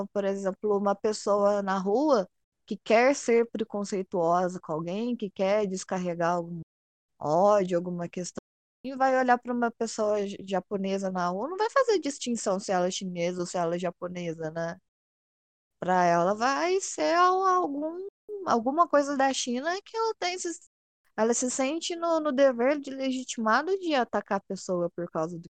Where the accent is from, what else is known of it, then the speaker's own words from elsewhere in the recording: Poços de Caldas, Minas Gerais, Brazil; eu sou de Poços de Caldas, do sul de Minas